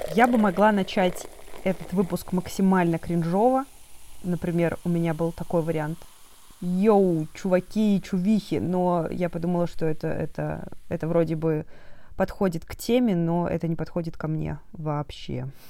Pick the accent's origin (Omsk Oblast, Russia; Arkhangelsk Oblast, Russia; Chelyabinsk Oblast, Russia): Omsk Oblast, Russia; Omsk; всё своё детство провела в Омске